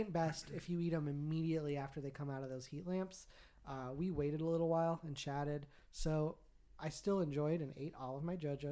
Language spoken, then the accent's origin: English; Oregon, United States; Al, Tim, and I all grew up here in Oregon